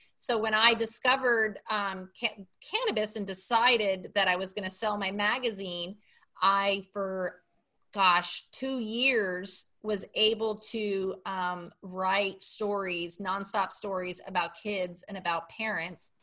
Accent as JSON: {"language": "English", "town": "Miami", "region": "Florida", "country": "United States", "tie": "born or raised there", "said": "I grew up in Miami, Florida, and we lived on about an acre of land on a canal"}